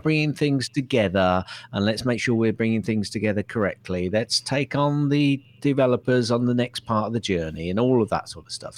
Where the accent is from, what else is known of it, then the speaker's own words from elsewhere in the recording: Hounslow, London, United Kingdom; I come from Hounslow